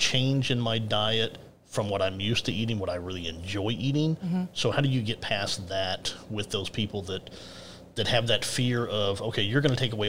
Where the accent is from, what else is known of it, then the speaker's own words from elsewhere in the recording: Texas, United States; I'm from Texas.